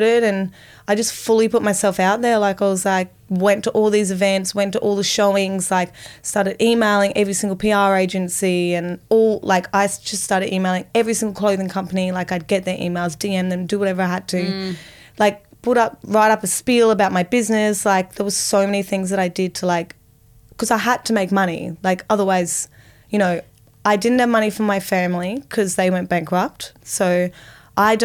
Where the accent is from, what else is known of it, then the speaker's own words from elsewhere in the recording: Sunshine Coast Hinterland, Queensland, Australia; now in Sydney, Australia; I grew up in the Sunshine Coast. Oh, so beautiful. Hinterland, Sunshine Coast